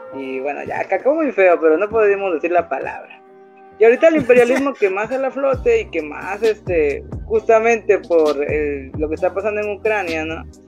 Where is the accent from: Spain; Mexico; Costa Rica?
Mexico; Veracruz; soy originario de Veracruz.